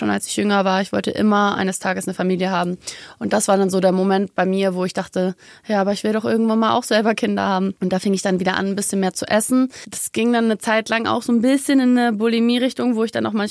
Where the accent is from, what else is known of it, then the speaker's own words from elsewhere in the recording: Munich, Bavaria, Germany; born there; Ich mhm. bin auch eigentlich Münchnerin, by the way. Echt? Ich bin hier geboren, ja.